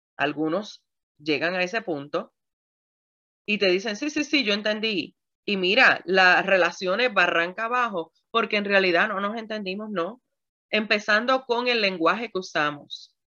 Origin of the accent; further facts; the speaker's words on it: Puerto Rico; yo soy puertorriqueña